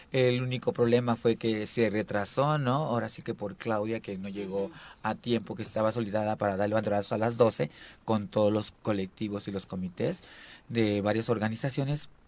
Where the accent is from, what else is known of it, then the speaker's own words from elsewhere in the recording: Veracruz, Mexico; now in Morelos, Mexico; Bueno, no soy morelense, soy de Veracruz